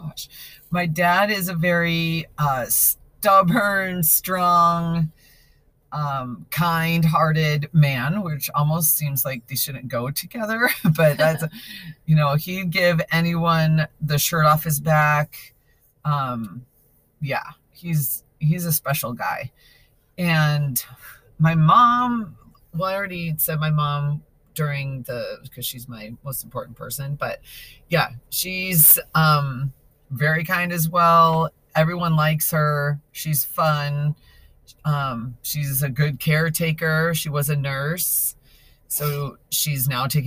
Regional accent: Chicago, Illinois, United States; now in Rocklin, United States; I grew up in the northern suburbs of Chicago

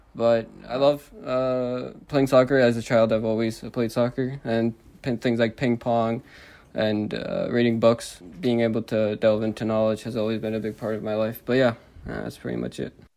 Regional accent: New Jersey, United States; I'm a Jersey boy. I've been living in New Jersey my entire life.

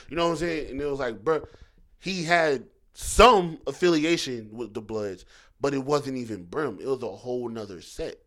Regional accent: Philadelphia, Pennsylvania, United States; moved away; I'm from Philly. You know I grew up going back and forth

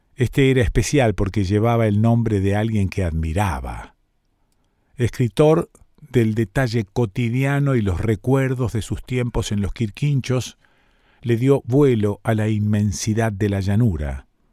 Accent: Rosario, Santa Fe, Argentina; cómo somos los rosarinos, ¿no? Medio pueblerinos

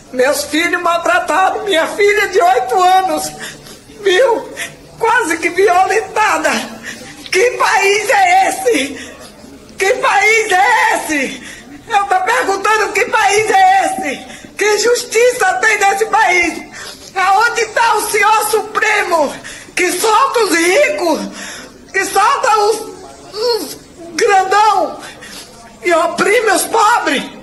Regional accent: Brazil; Eu sou brasileira e tenho orgulho de ser brasileira.

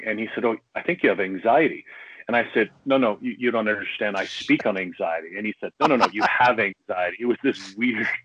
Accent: Canada; I'm Canadian living outside Toronto

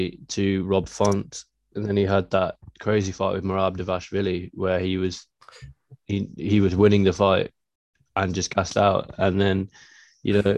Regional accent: United Kingdom; being British

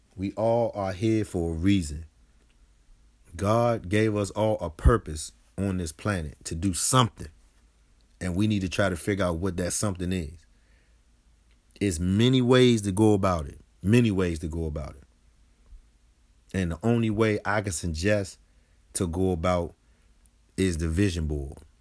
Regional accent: Washington, District of Columbia, United States; I grew up on Sixth Street Southeast, Ward A D C

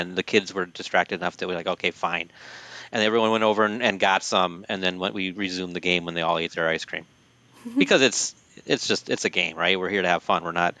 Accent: Coates, Minnesota, United States; I grew up out in Coates, small town, just on the outskirts of the Twin Cities

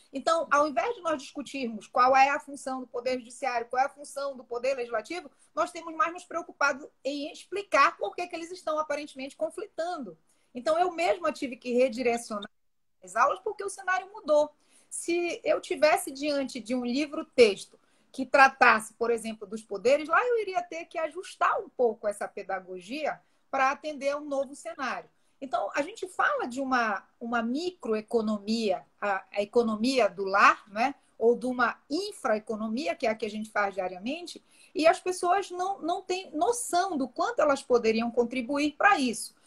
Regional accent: Brazil

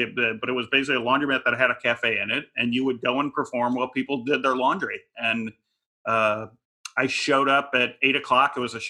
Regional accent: Midwest, United States; I grew up in the Midwest. I didn't know anyone.

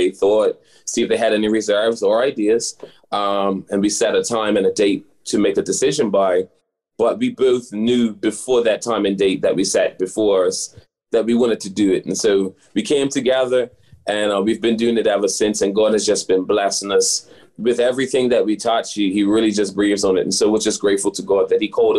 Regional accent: Bermuda; We're from what we like to say, the lovely island of Bermuda

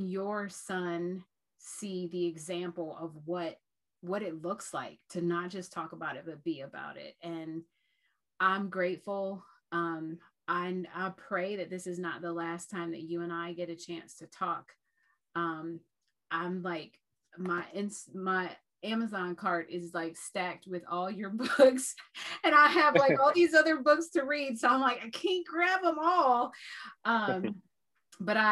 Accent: Ohio, United States; we're from Ohio

